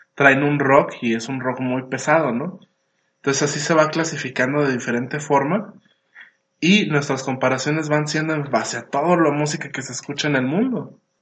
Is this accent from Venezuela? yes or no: no; Mexico; aquí como mexicanos